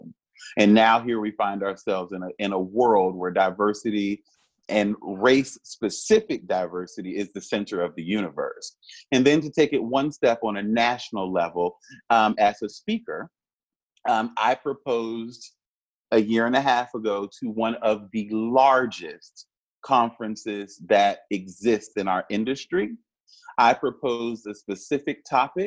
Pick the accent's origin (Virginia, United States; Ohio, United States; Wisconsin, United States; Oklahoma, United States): Virginia, United States; Richmond; as a Black person growing up in Richmond, I strangely took pride in Monument Avenue